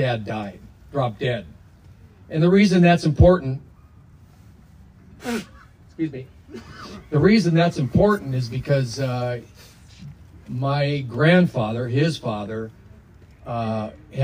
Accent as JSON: {"language": "English", "town": "Minneapolis", "region": "Minnesota", "country": "United States", "said": "We hail from Minneapolis, Minnesota"}